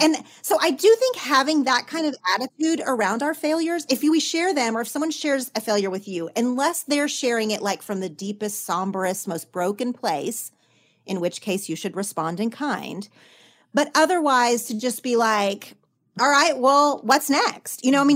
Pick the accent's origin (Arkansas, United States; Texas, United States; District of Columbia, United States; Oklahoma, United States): Oklahoma, United States; now in Los Angeles, United States; in my small town growing up in Oklahoma